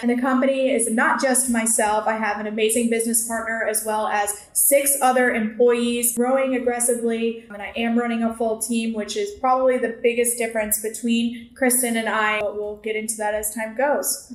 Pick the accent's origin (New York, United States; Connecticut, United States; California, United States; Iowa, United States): Connecticut, United States; moved away as an adult; now in Tampa, United States; I'm originally from Connecticut.